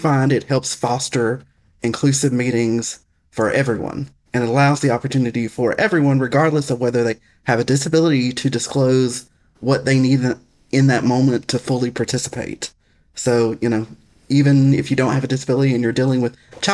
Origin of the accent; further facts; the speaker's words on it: Alabama, United States; accent: Southern; also born or lived in Tennessee; That accent you hear is because I grew up in Alabama, and I'm Southern